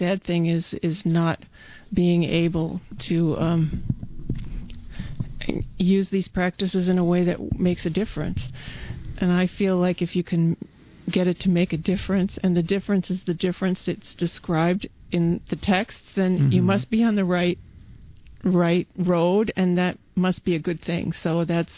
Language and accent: English; Midwest, United States; moved away; I came from the Midwest and in a small place